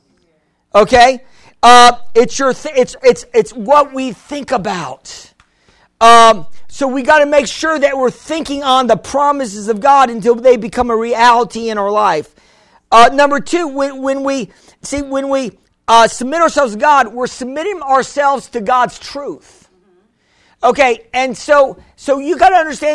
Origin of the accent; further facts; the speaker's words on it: United States; I'm American. I speak no Spanish